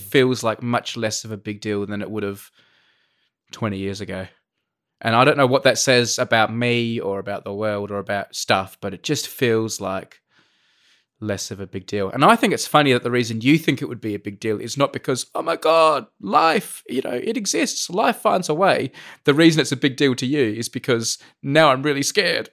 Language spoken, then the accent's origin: English; Adelaide, South Australia, Australia; moved away; I come from Adelaide